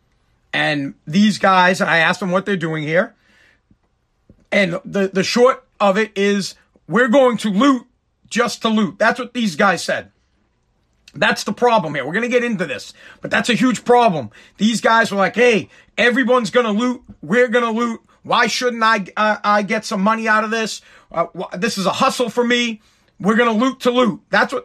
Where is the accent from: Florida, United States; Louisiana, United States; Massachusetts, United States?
Massachusetts, United States; Boston; we're from Boston